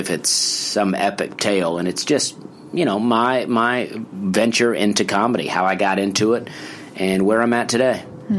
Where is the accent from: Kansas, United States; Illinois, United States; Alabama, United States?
Alabama, United States; Opelika; Okay. Well, I grew up in Opelika, Alabama